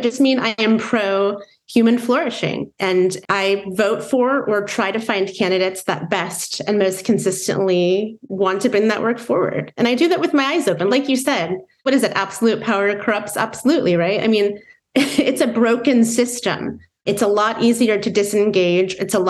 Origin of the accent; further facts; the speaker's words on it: Midwest, United States; growing up in the Midwest, where it was certainly uncommon for people around me to identify as progressive politically